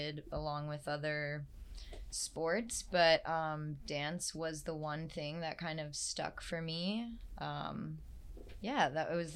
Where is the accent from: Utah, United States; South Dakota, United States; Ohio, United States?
South Dakota, United States; Sioux Falls; moved away as an adult; now in New York, United States; I was also from Sioux Falls, South Dakota